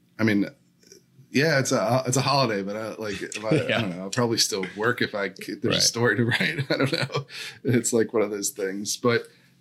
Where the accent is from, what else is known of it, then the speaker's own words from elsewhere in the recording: Downingtown, Pennsylvania, United States; moved away; I'm from Chester County, Pennsylvania, from Downingtown